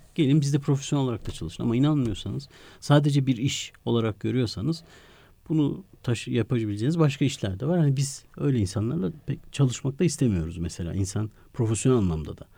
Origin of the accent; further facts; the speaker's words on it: Ankara, Turkey; also born or lived in Kars; iki yaşında biz Ankara'ya taşınmışız. Ankara'nın da Sincan semtinde aslında Çocukluğum